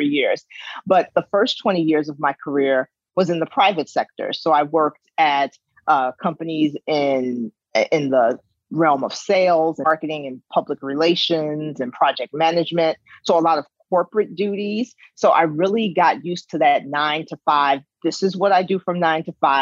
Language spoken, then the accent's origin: English; Chicago, Illinois, United States; moved away as an adult; now in Iowa, United States; I've been a resident of Iowa for over 20 years, but I am born and bred from the South Side of Chicago. That is my home.